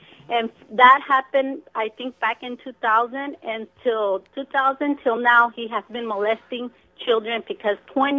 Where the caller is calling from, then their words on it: Rancho Cucamonga, California, United States; I'm calling from Rancho Cucamonga.